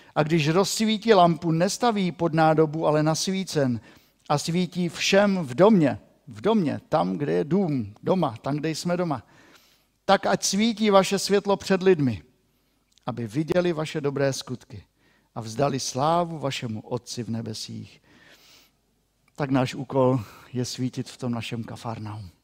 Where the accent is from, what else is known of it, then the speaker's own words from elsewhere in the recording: Moravian-Silesian Region, Czechia; pro nás, Šlunzokův